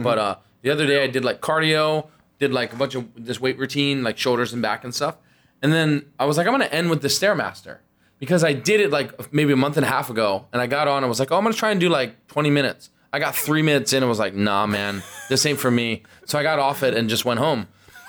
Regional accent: Maryland, United States

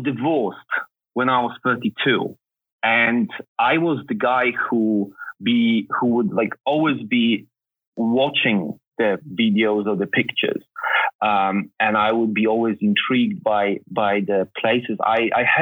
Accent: Poland; moved away; I was born in Poland

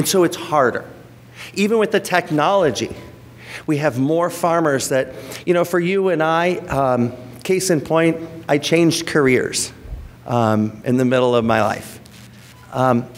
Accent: Rockford, Illinois, United States; also born or lived in Texas; in my hometown of Rockford, Illinois

